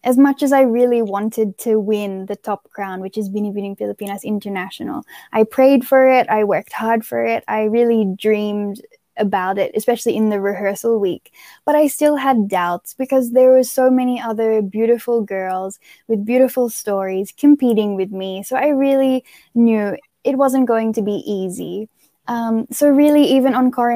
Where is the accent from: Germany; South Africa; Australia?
Australia; moved away as an adult; now in Philippines; growing up in Australia